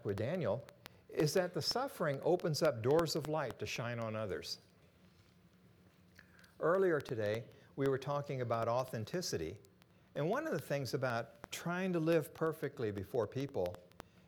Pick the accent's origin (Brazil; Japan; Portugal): Japan; moved away; I was born and raised in Japan